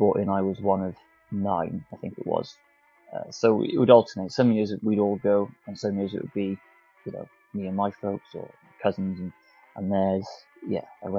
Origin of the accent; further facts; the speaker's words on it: South Wales, United Kingdom; if you can't tell by the accent, I'm from South Wales, so I haven't got a massive accent, but it's a little bit there